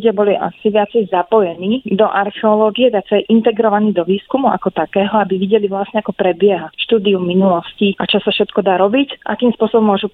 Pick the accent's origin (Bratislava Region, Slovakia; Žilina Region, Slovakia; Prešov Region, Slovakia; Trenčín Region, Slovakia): Bratislava Region, Slovakia; Bratislava; moved away as an adult; also born or lived in Moscow, Russia; now in Nanterre, France; mám 39 rokov a narodila som sa v Bratislave.